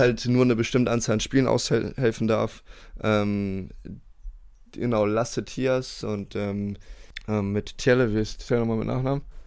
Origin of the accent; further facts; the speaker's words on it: Bremerhaven, Bremen, Germany; moved away as an adult; also born or lived in United States; als ich 18 war, mhm. bin ich aus Bremerhaven weggegangen und dann nach Amerika ähm, aufs College